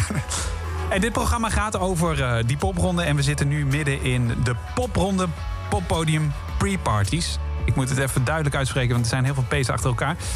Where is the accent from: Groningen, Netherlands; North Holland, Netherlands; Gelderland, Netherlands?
Gelderland, Netherlands; Ede; toevallig kom ik wel uit Ede